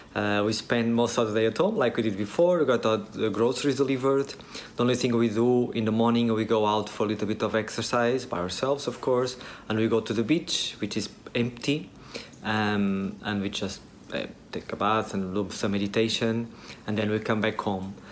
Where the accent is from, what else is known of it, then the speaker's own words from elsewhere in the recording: Portugal; moved away as an adult; now in Vietnam; we are both from Portugal